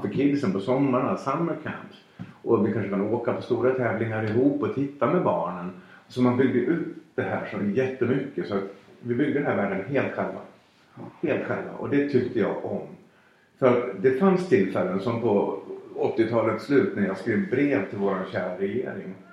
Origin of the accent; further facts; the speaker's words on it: Falun, Dalarna County, Sweden; min barndom 1974 i Falun